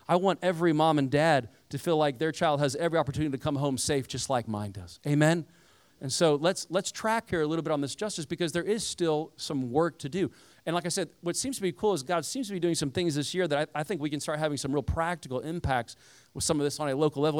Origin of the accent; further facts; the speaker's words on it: Indiana, United States; I grew up around Amish people, so I'm from the cornfields of Indiana. Most of my neighbors were Amish growing up